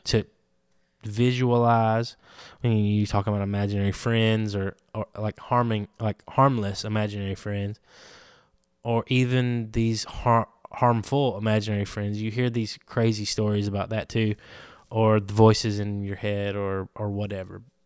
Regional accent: Andalusia, Alabama, United States; I'm from Andalusia, Alabama.

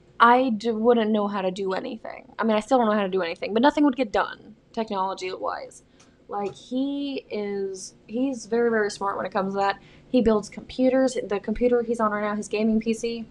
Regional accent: the South, United States; I'm from the South

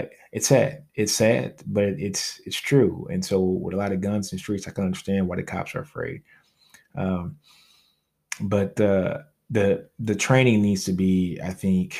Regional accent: Louisiana, United States; I'm from Louisiana

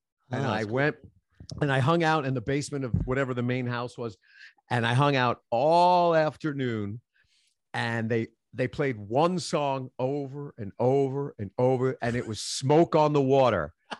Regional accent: Queens, New York, United States; now in Nashville, United States; Queens, New York, born and raised in Queens, spent my adult life in the East Village of Manhattan. So I'm a New Yorker through and through.

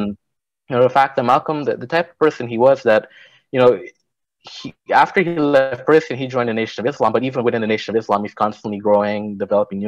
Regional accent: Guyana; moved away; I'm originally from Guyana

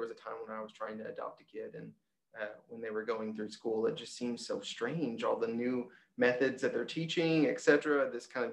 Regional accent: Arkansas, United States; I grew up in Arkansas and I've stayed in Arkansas

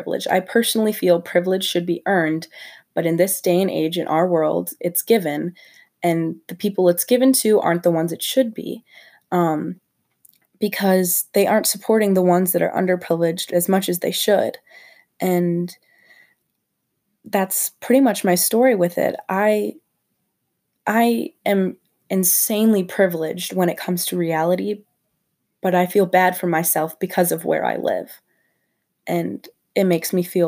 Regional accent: St. Charles, Illinois, United States; I grew up in St. Charles, Illinois, and go to St. Charles North High School

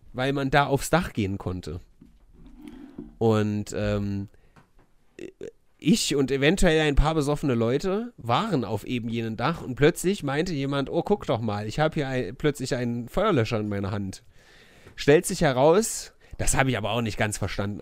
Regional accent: Weimar, Thuringia, Germany; ich bin ja in Erringsdorf groß geworden

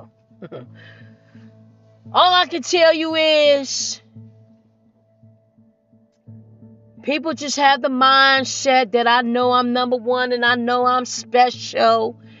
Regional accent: Nigeria; And I'm married to a Nigerian. And I'm Nigerian.

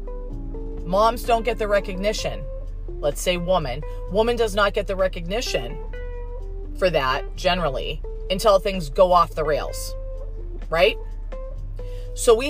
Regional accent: United States; as an American

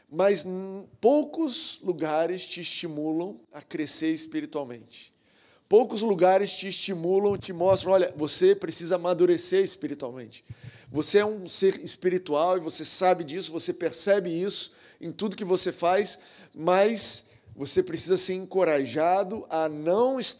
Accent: Goiânia, Goiás, Brazil; now in Rio de Janeiro, Brazil; mas na verdade eu sou goiano. Na verdade, eu sou nascido em Goiás, Goiânia

